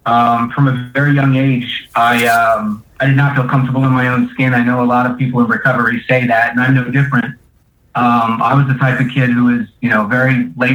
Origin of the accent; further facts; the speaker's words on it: Florida, United States; moved away as an adult; now in Philadelphia, United States; I am originally from Florida, but for the past 8 years, I've been living in Philly.